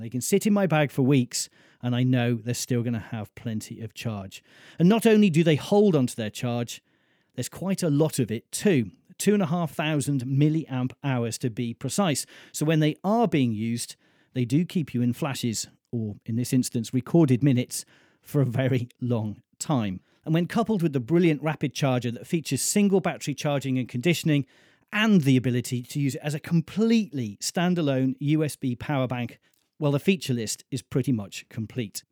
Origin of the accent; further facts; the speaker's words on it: Mold, Wales, United Kingdom; Rydwig, which is the Welsh name for mould, my hometown.